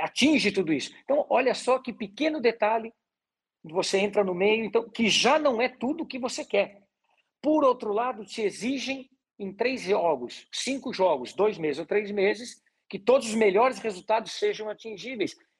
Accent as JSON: {"language": "Portuguese", "area": "Gaúcho", "region": "Rio Grande do Sul", "country": "Brazil"}